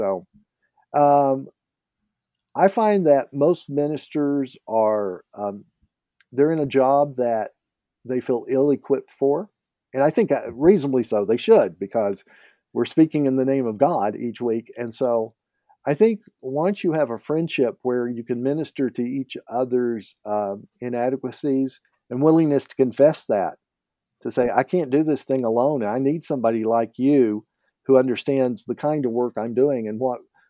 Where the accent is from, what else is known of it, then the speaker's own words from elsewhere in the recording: Canada; And as a Canadian, I need to point out this is Tim's.